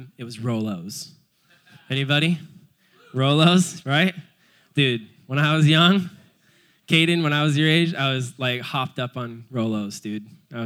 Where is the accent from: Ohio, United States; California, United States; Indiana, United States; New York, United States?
California, United States; Cayucos; I was born in Cayucas, just a little surf punk growing up my whole life in Cayucas